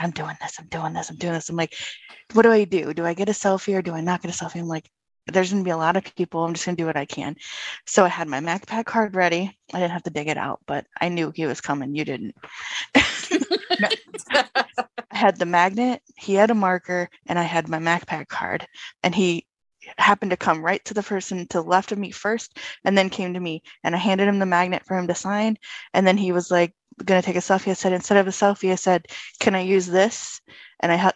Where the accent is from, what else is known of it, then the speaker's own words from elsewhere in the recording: Florida, United States; also born or lived in Michigan; I'm from Florida